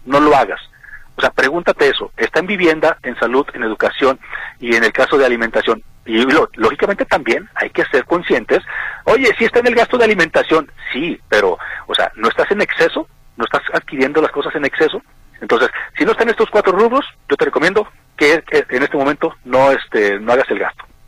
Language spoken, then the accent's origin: Spanish; Mexico; nosotros como mexicanos